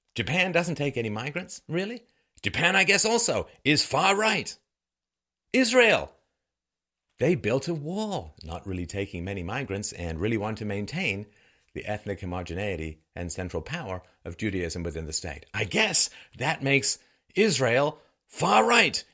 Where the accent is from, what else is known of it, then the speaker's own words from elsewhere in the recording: England, United Kingdom; also born or lived in Ireland; now in Canada; I was born in Ireland. I grew up in England. I live in Canada